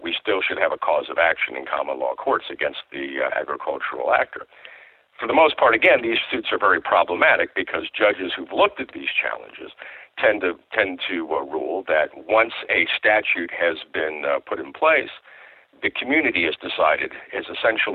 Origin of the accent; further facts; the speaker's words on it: Iowa, United States; I grew up in Iowa